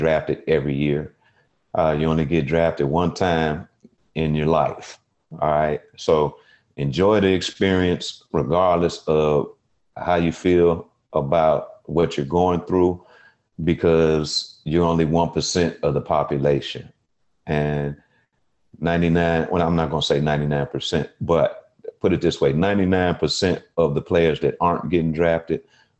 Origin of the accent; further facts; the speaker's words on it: Chicago, Illinois, United States; my family, we're from Chicago